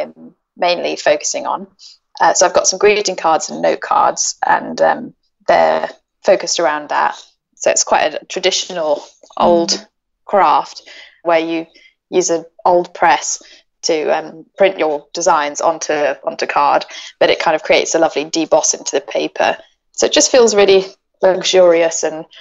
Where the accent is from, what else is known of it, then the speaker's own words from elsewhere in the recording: Hong Kong; moved away; I grew up in Hong Kong. My family are there